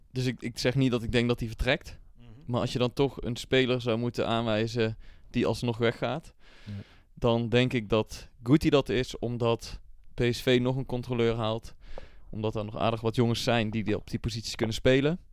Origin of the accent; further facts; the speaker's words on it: North Brabant, Netherlands; voor Eindhoven, gewoon voor ons als Brabanders